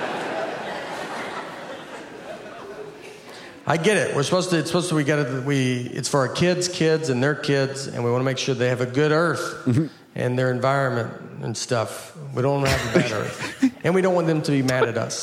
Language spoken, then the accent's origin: English; Old Hickory, Tennessee, United States; I'm from Old Hickory, and we were a plant, like DuPont plant we were a plant town